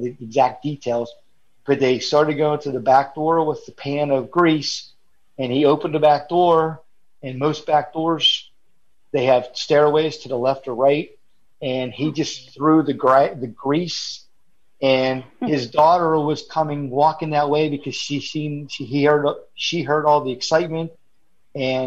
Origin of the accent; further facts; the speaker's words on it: Pennsylvania, United States; now in Florida, United States; originally I'm from Pennsylvania